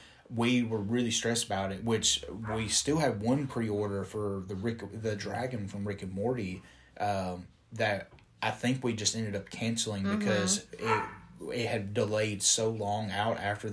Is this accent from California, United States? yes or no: no; Alabama, United States; From Alabama. Or I'm from, we both live in Alabama.